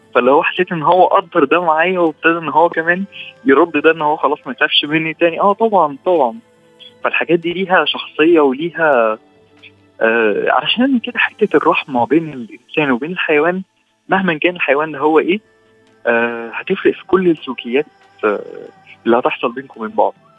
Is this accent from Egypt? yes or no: yes; Egypt; عندنا في مصر هنا